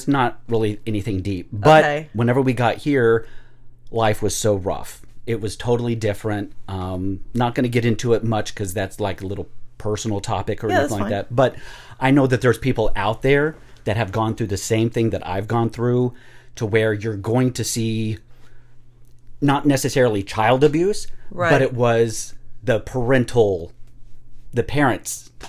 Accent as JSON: {"language": "English", "town": "Cortez", "region": "Colorado", "country": "United States", "tie": "born there", "said": "So, I grew up right around in here. I was born in Cortez, Colorado"}